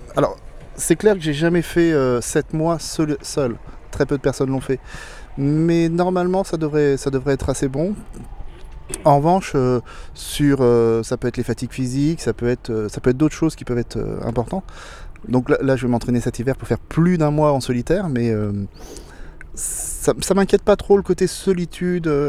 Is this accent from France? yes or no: yes; Blois, Centre-Val de Loire, France; je suis né à Blois, donc dans, la, dans les terres